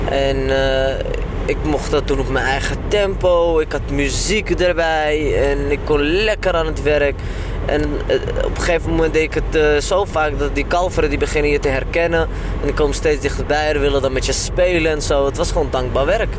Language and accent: Dutch; Amsterdam, North Holland, Netherlands; ik ben gewoon opgegroeid in Amsterdam-Oost